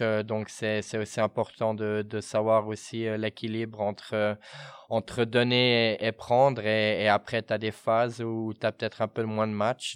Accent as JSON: {"language": "French", "region": "Fribourg", "country": "Switzerland", "tie": "born or raised there", "moved": "yes", "lives_now": "Bern, Switzerland", "said": "j'ai grandi à Fribourg"}